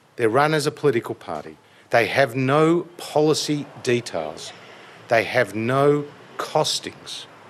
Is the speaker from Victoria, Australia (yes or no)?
yes; Kew, Victoria, Australia; I grew up in Kew. I went to school in Hawthorn and I'm raising my family with my wife Amy in Hawthorn.